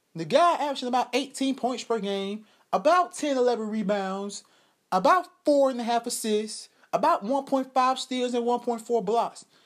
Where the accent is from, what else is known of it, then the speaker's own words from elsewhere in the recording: Georgia, United States; I'm from Georgia